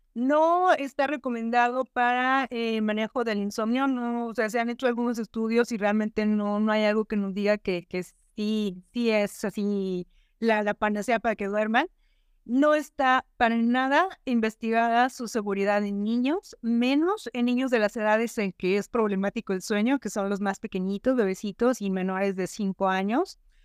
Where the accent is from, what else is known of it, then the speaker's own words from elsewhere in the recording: Monterrey, Nuevo León, Mexico; yo soy de Monterrey